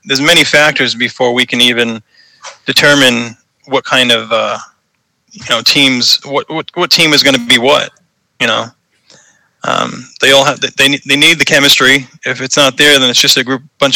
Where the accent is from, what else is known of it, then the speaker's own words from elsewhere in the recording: Boston, Massachusetts, United States; accent: Boston; growing up in New England, Boston area